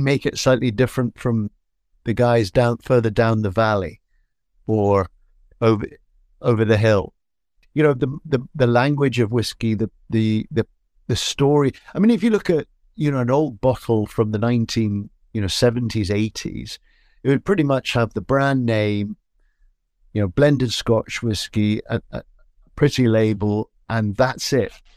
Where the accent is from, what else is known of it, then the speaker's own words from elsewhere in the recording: Edinburgh, Scotland, United Kingdom; I grew up in Scotland